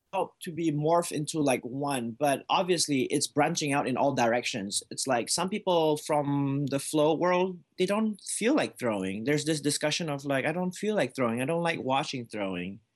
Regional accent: Malaysia; moved away as an adult; now in United States; I was born in Malaysia before I came here, up until I was twenty-one years old.

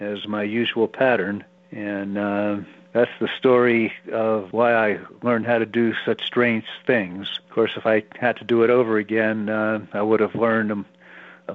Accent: Philadelphia, Pennsylvania, United States; I came from Philadelphia, PA, from a Jewish family

